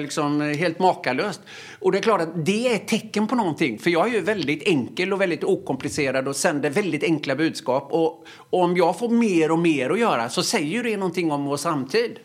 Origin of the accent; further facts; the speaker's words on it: Öckerö, Västra Götaland, Sweden; moved away; Jag gick i obsklassen hemma på Öckerö